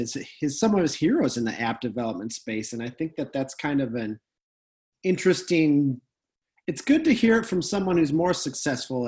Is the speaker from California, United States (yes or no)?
no; North Dakota, United States; we're from North Dakota where everything is nice